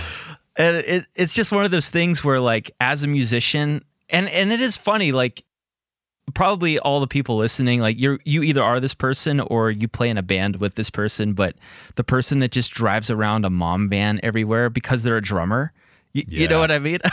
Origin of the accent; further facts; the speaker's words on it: Pittsburgh, Pennsylvania, United States; Pittsburgh, where I'm from and located